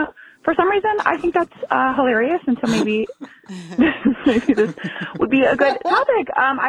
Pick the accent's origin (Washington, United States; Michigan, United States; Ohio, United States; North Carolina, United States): Michigan, United States; Grand Rapids; now in Milwaukee, United States; calling from Milwaukee, Wisconsin, but my hometown is Grand Rapids, Michigan.